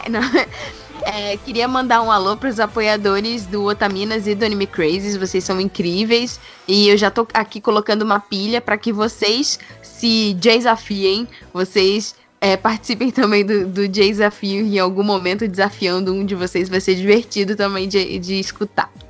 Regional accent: Rio de Janeiro, Brazil; now in São Paulo, Brazil; Eu também moro em São Paulo, capital, mas eu vim do Rio de Janeiro, capital.

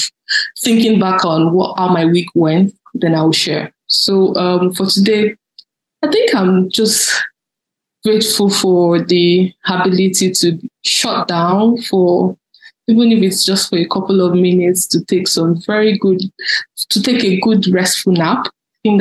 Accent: Lagos, Nigeria; also born or lived in Oyo State, Nigeria; I grew up in a suburban part of Lagos known as Agege

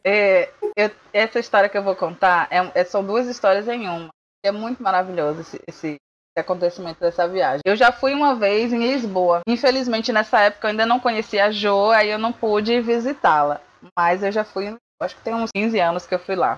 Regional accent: Salvador, Bahia, Brazil; eu não fui criado em Salvador, porque aqui em Salvador também tem muita calçada portuguesa

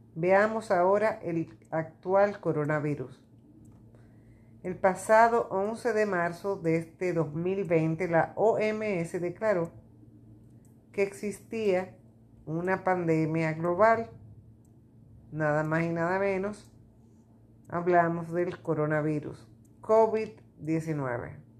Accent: Dominican Republic; en mi país, República Dominicana

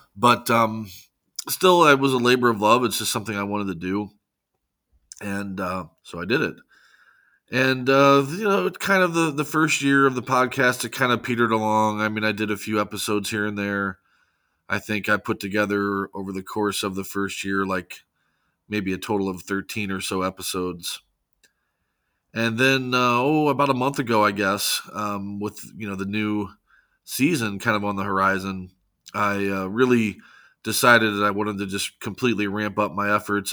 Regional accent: St. Louis, Missouri, United States; born and raised in Saint Louis, uh, Missouri

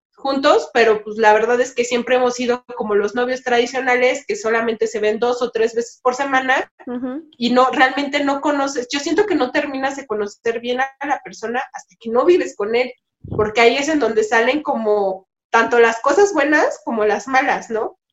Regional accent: Mexico; also born or lived in Málaga, Spain; pensamiento con el que vivimos en México, es parte de nuestra vida cotidiana.

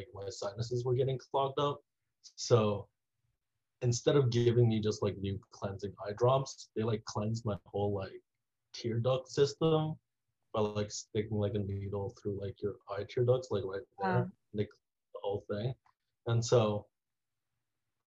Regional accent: Taiwan; I grew up in Taiwan

